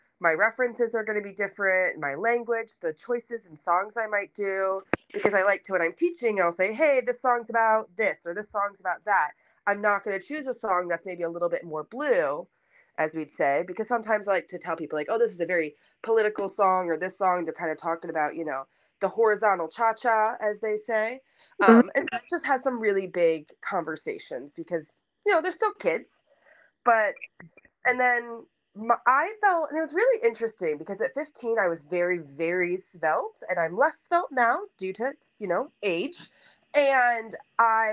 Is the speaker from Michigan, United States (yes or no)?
yes; Dearborn, Michigan, United States; now in Columbus, United States; I was 8 years old in Dearborn, Michigan, which is my hometown